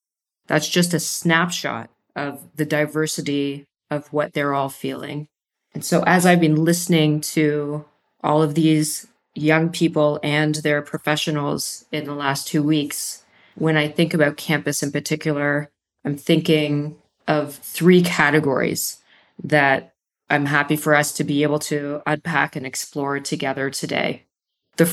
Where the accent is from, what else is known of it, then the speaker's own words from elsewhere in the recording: Canada; I'm from Canada. My wife is from Israel.